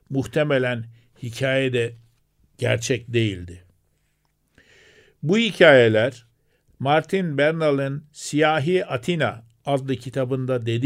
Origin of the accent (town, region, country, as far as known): Turkey